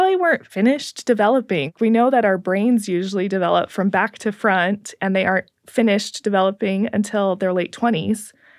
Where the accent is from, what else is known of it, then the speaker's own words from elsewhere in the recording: Pacific Northwest, United States; I grew up in the Northwest, and I remember we would come to visit Utah